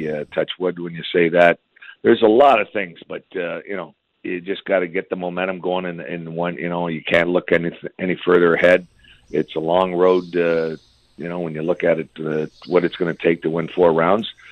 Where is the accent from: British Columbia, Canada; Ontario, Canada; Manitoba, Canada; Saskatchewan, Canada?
Ontario, Canada; Windsor; I grew up in Windsor, so we'd go the odd time we go to Hazel or DRC